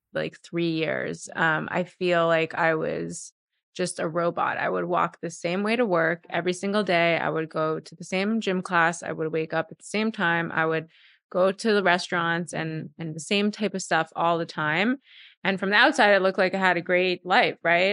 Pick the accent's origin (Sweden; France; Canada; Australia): Canada; Montreal, Quebec; moved away; also born or lived in New York; I grew up in Montreal